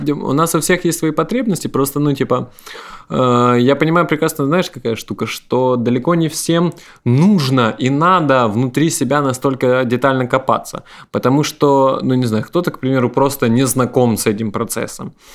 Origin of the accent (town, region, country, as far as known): Ukraine